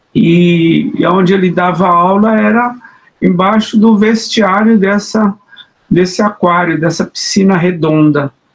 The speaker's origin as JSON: {"language": "Portuguese", "region": "Minas Gerais", "country": "Brazil", "moved": "yes", "lives_now": "São Paulo, Brazil", "said": "desde que eu saí de Minas, que eu deixei de dançar o congado"}